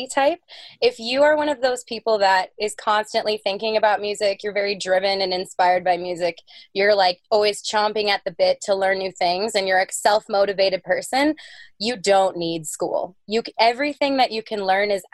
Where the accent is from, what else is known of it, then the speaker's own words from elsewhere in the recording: North Dakota, United States; also born or lived in Long Beach, California / Fargo, North Dakota; So I was born in Long Beach, California, but I actually moved to North Dakota when I was two. My parents moved for a job, and I was raised in North Dakota